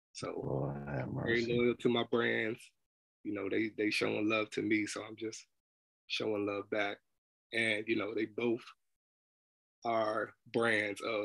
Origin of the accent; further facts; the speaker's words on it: New Jersey, United States; Being born and raised in Jersey